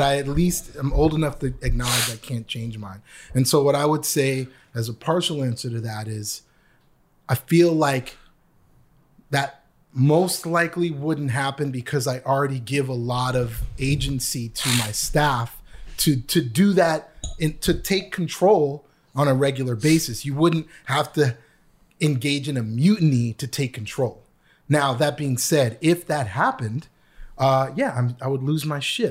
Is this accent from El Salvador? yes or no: no; Canada; moved away as an adult; also born or lived in New York, United States; now in Los Angeles, United States; I was an international student 'cause I am from Canada.